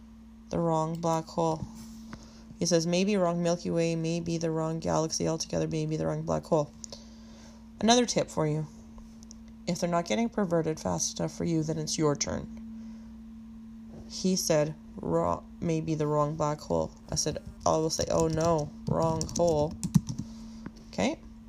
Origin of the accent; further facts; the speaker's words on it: Western Canada, Canada; I just said I was from West Canada, the west side of Canada.